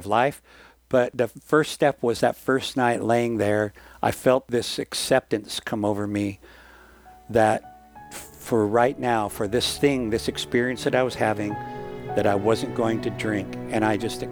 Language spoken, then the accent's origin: English; Washington, United States; moved away as an adult; my hometown in Washington State